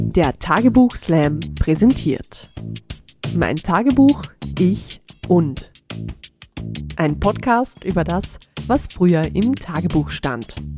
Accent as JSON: {"language": "German", "region": "Tyrol", "country": "Austria", "said": "Bei uns in Tirol"}